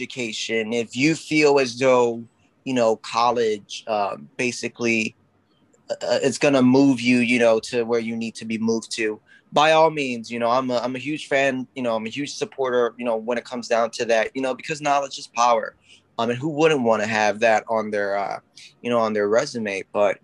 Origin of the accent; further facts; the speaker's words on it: Philadelphia, Pennsylvania, United States; your average Puerto Rican guy who, you know, was born and raised in North Philadelphia.